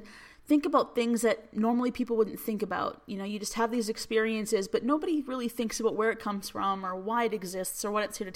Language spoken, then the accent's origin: English; Alberta, Canada; I'm from Alberta, Canada.